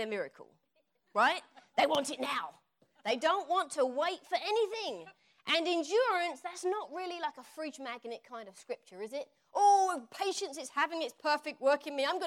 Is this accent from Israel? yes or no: no; Essex, East of England, United Kingdom; accent: Essex; moved away as an adult; now in United States; when I come back here, my Essex accent comes out